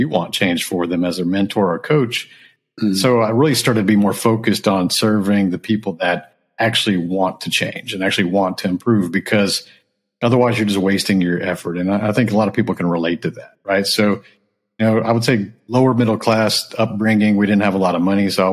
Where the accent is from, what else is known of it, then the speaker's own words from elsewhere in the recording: Houston, Texas, United States; also born or lived in Japan / California; I grew up in Texas.